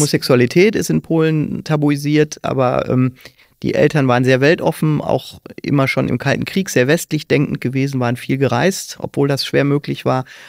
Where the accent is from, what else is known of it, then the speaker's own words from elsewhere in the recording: Kalkar, North Rhine-Westphalia, Germany; Ich bin also in Kalka aufgewachsen, sehr katholisch geprägt